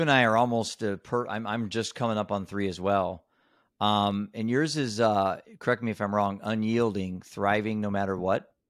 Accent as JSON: {"language": "English", "region": "Iowa", "country": "United States", "said": "I'm a dad from Iowa."}